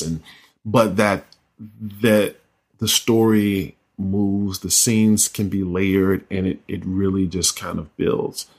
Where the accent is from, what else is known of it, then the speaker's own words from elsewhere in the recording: North Carolina, United States; I'm from North Carolina